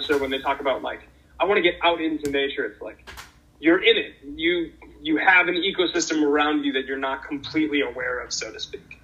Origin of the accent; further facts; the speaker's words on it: Boston, Massachusetts, United States; moved away; also born or lived in Pacific Northwest; I grew up in Boston, Massachusetts